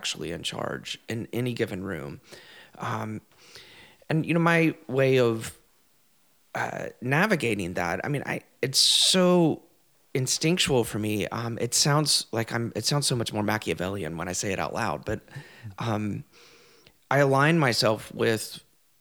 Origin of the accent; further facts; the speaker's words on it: the South, United States; I grew up queer in the South